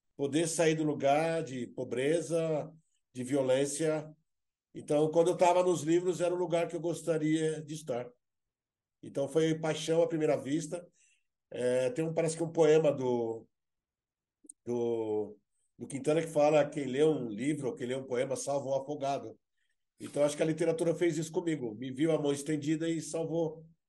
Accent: Brazil; eu sou brasileiro

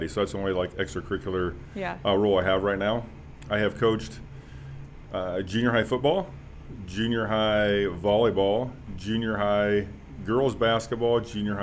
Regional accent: Ainsworth, Iowa, United States; also born or lived in Pennsylvania; I grew up in Southeast Iowa. I grew up in Ainsworth, Iowa, went to Highland High School

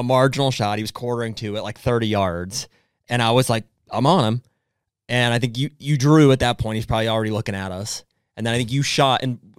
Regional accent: Pennsylvania, United States; I'm not from Ohio. I'm from Pennsylvania.

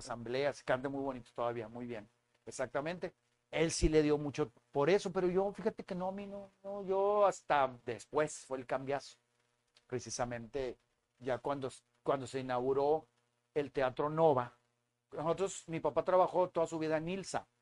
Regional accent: San Nicolás de los Garza, Nuevo León, Mexico; also born or lived in Monterrey; Yo soy de Monterrey, nacido aquí en La Conchita

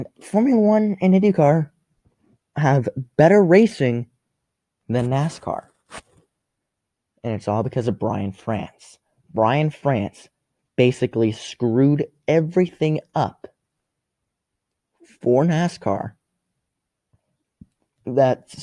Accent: Las Vegas, Nevada, United States; my hometown anymore, which is Las Vegas.

